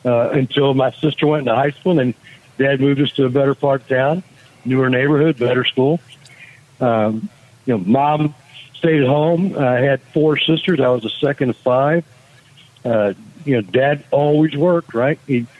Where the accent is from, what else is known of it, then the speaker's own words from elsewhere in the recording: San Antonio, Texas, United States; I was born and raised here where I live now. In San Antonio, Texas. Mom and dad moved here to San Antonio from Laredo to start a new life and get going with that. We lived near inner city.